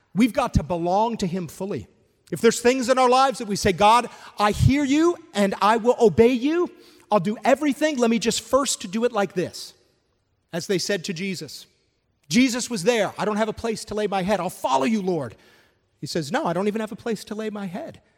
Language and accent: English; Canada; moved away; I'm originally from Canada